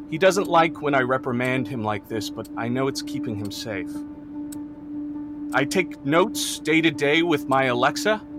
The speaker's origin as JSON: {"language": "English", "town": "Ithaca", "region": "New York", "country": "United States", "said": "I am from Ithaca, New York, and that's where I'm stationed now."}